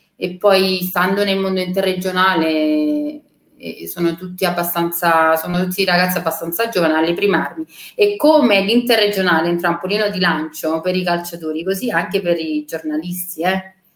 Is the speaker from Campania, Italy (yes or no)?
yes; Naples, Campania, Italy; io sono cresciuta a San Paolo con mio papà che lavorava allo stadio a Napoli